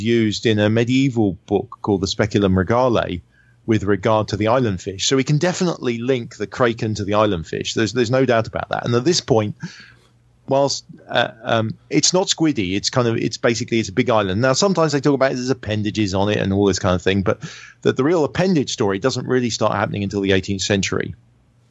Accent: United Kingdom; me being British.

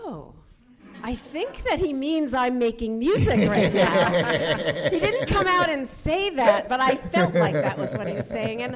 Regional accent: Washington D.C. suburb, Maryland, United States; moved away; also born or lived in New York; I grew up in a Washington D.C. suburb

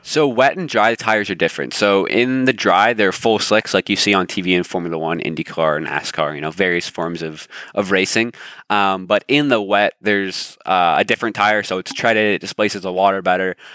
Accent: Toronto, Ontario, Canada; I'm born and raised in Canada. So born in Toronto.

